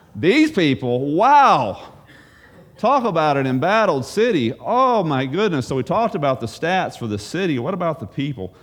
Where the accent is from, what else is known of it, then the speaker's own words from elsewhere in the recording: United States; maybe I'm biased as an American